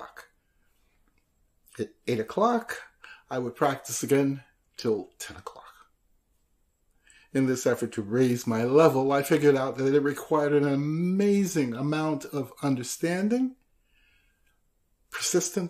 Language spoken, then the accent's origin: English; Nashville, Tennessee, United States; Nashville, my hometown